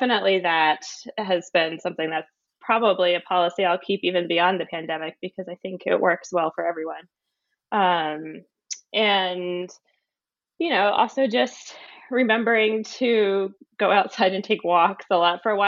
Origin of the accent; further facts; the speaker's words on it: Philadelphia, Pennsylvania, United States; moved away as an adult; also born or lived in Wellesley, Massachusetts; now in Somerville, United States; I was born in Pennsylvania in the Philadelphia area, and I went to a public high school.